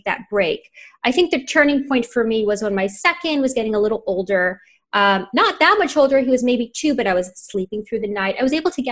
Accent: Montreal, Quebec, Canada; moved away; also born or lived in New York / Miami / Los Angeles; I'm from Montreal

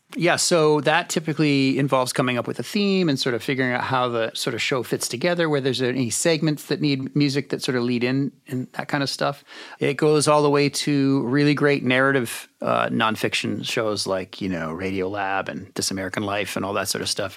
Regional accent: Canada; I'm from Canada

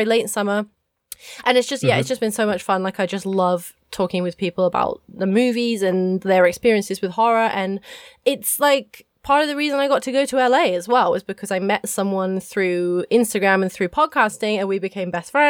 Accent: England, United Kingdom; moved away as an adult; also born or lived in Cornwall / South Korea / Ho Chi Minh City, Vietnam; I had never left my hometown in England.

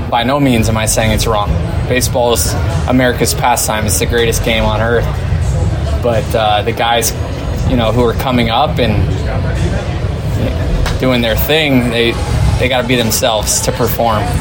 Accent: Tampa, Florida, United States; you're in Tampa? Do you not have to worry about that as much? Yeah, I think more uh, just so it's my hometown.

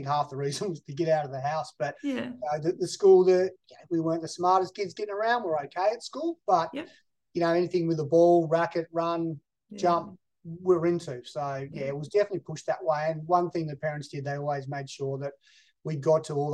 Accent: Hobart, Tasmania, Australia; moved away as an adult; also born or lived in Melbourne, Victoria; Born in Hobart, Tasmania. Grew up through I guess the rougher suburbs of Rokeby and Warrane

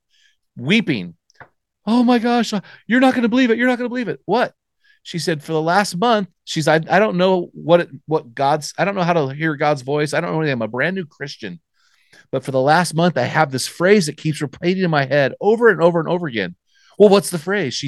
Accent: United States; accent: American; our American accent

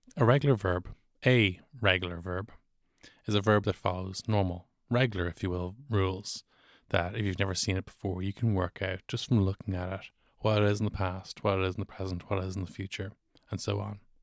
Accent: Dublin, Leinster, Ireland; I'm, I am from Dublin

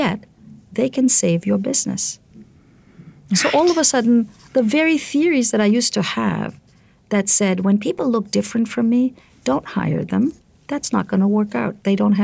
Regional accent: India; moved away as an adult; now in United States; I grew up in India. I came here when I was 24

